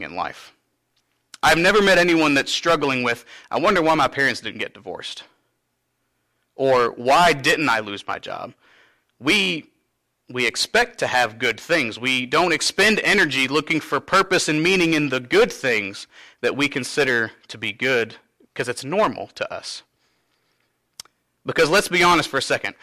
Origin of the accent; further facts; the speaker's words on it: Cynthiana, Kentucky, United States; I'm from Cynthiana, but moving back here to my home church